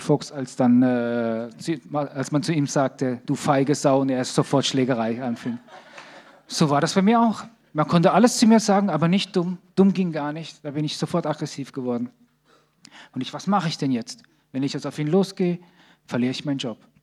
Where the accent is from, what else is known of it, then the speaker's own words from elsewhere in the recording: Sicily, Italy; also born or lived in Bad Krozingen; now in Germany; Ich komme aus Sizilien, in meinem Dorf gibt es acht Kirchen